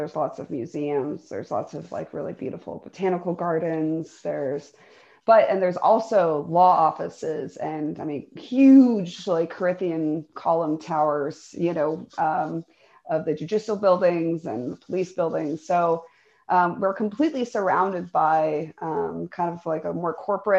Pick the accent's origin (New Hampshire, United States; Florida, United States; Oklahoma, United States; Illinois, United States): Florida, United States; St. Petersburg; moved away as an adult; also born or lived in Portland; St. Petersburgans, as we call ourselves